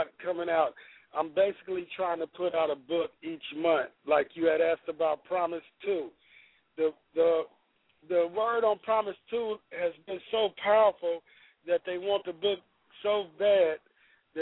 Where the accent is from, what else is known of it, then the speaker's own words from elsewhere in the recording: Sacramento, California, United States; I'm from Del Paso Heights in Sacramento